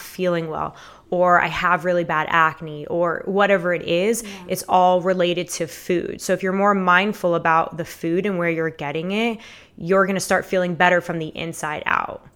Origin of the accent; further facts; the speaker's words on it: Fort Lauderdale, Florida, United States; born and raised in Fort Lauderdale, Florida.